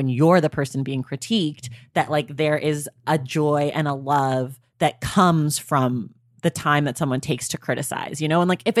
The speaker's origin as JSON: {"language": "English", "town": "Oakland", "region": "California", "country": "United States", "accent": "valley girl", "said": "I'm from California. Okay. Leave me alone. This is how we talk."}